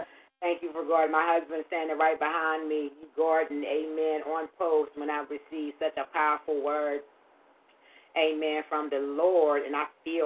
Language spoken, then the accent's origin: English; Pittsburgh, Pennsylvania, United States; moved away as an adult; now in Titusville, United States; I'm originally from Pittsburgh, Pennsylvania. I've lived there all my life